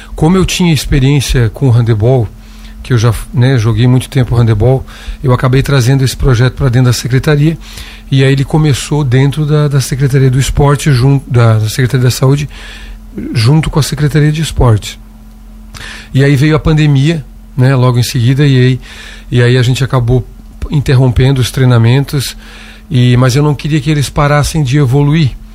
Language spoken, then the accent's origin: Portuguese; Siderópolis, Santa Catarina, Brazil; also born or lived in Itajaí; now in Lauro Müller, Brazil; sou do município de Siderópolis, moro em Lauro Miller há muito tempo